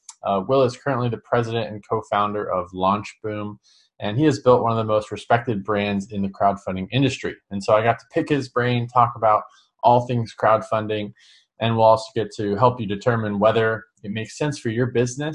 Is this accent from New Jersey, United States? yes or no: no; San Diego, California, United States; So we're both from San Diego.